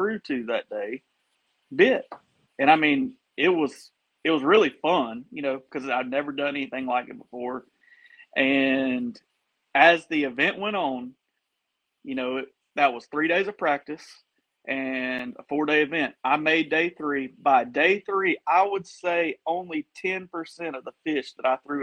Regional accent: Florida, United States; I'm from Florida.

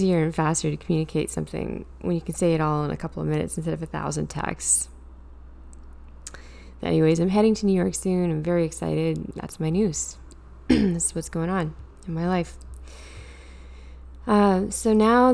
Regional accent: Canada; being a Canadian citizen

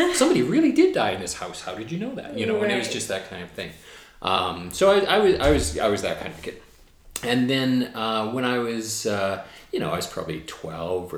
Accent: Burnaby, British Columbia, Canada; now in Victoria, Canada; I grew up in a suburb of Vancouver. I grew up in Burnaby.

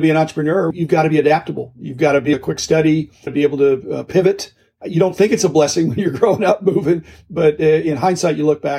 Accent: Midwest, United States; also born or lived in Japan; I grew up in the Midwest. I lived in 18 houses in my first 18 years.

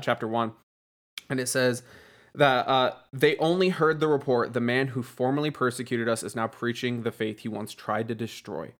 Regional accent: East Coast, United States; moved away; I'm actually from the East Coast

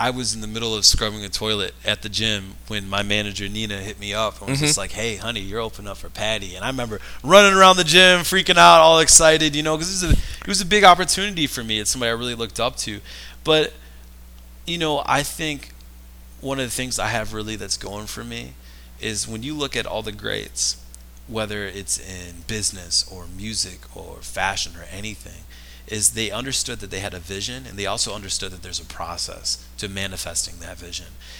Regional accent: Rochester, Michigan, United States; I'm from Rochester, Michigan

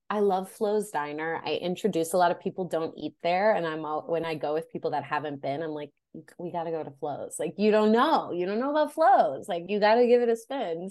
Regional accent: Oak Forest, Illinois, United States; I grew up in the Chicagoland area, from a little town called Oak Forest, Illinois

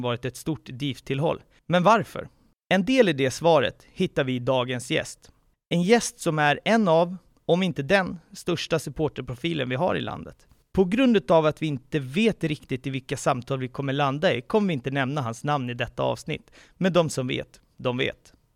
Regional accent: Haninge, Stockholm County, Sweden; Jag är själv uppvuxen i Haninge

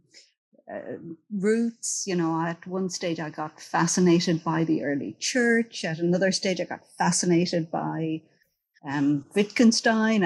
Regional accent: County Kilkenny, Ireland; I am from a small village in County Kilkenny.

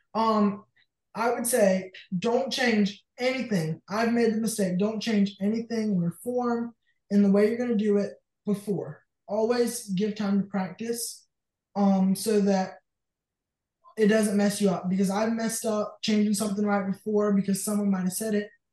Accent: Jay, Florida, United States; I'm from Jay, Florida

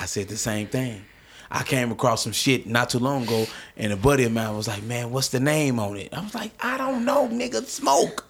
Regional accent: St. Louis, Missouri, United States; I'm from North Saint Louis

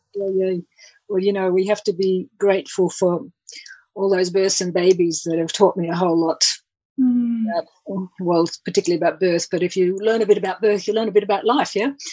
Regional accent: Australia; also born or lived in England; I'm I'm actually Australian

